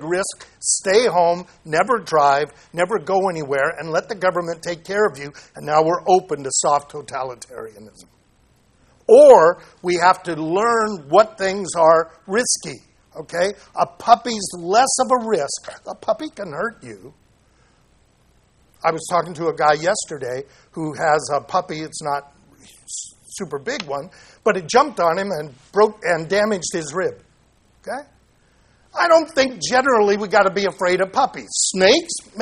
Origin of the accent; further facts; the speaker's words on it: Santa Ana, California, United States; I grew up in Santa Ana